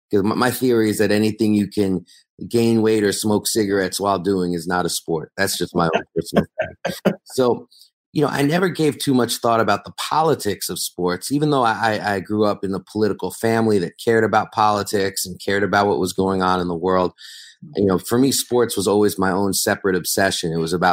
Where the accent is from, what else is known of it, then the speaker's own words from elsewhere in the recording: New York City, New York, United States; I grew up in New York City in the 1980s and 90s.